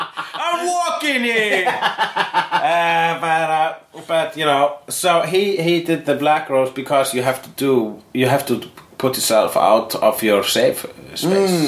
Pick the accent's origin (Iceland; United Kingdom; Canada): Iceland; English is a second language; And I am an Icelandic and person.